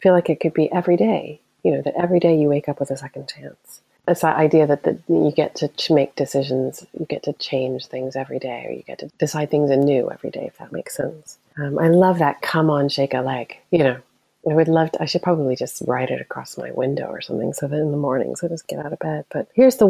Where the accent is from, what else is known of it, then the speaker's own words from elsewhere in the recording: United States; moved away as an adult; now in Scotland, United Kingdom; As an American